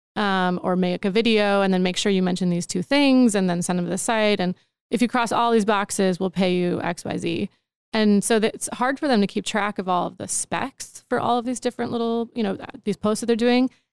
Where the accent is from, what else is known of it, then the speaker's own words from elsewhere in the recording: Wisconsin, United States; moved away; also born or lived in Austin; I'm from Wisconsin